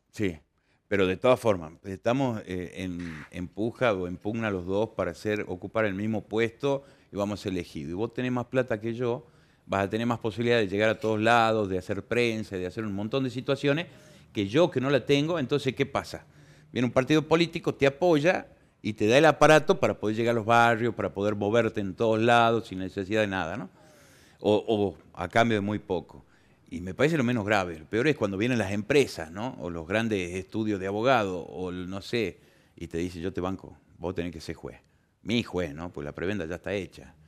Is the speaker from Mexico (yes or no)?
no; Argentina; Somos argentinos